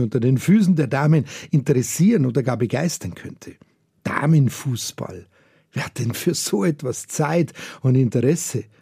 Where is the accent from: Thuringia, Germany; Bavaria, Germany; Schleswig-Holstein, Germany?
Bavaria, Germany; bei uns in Bayern